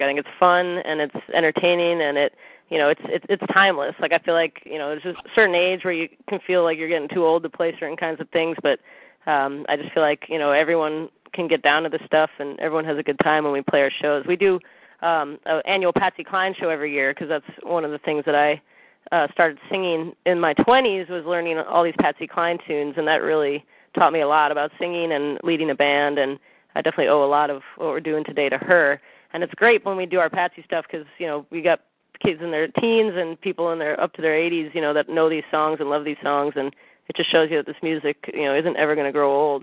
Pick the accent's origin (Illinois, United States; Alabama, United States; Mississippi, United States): Illinois, United States; Chicago; now in Santa Cruz, United States; I'm from Chicago originally, and uh, I grew up a big Cubs fan